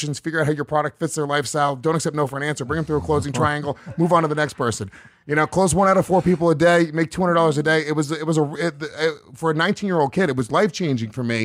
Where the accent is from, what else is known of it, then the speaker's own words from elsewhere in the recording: Rockland County, New York, United States; I grew up in Rockland County, New York, which was like the suburbs of New York City